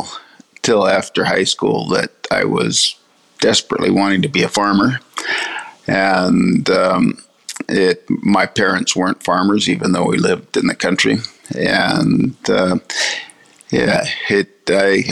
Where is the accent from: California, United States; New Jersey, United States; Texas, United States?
California, United States; now in Australia; I grew up in vineyards in California